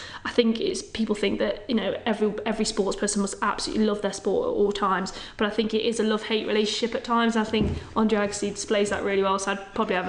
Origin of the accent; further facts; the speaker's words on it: Ireland; I've got to say Ireland. I'm Irish, I'm patriotic, I love it.